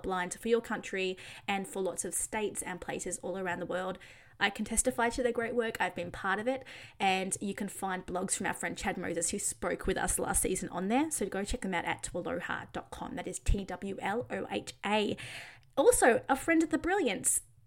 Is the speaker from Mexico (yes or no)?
no; Australia; I'm Australian